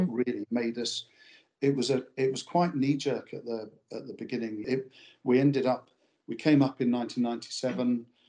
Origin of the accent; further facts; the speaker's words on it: Pinner, London, United Kingdom; moved away as an adult; now in Kippen, United Kingdom; I grew up in um, Pinner, which is a suburb of London.